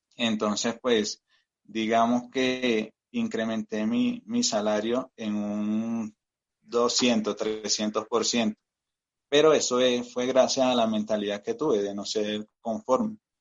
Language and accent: Spanish; Venezuela; moved away as an adult; now in Colombia; yo soy migrante acá en Colombia. Eh, soy venezolano de nacionalidad, tengo también nacionalidad colombiana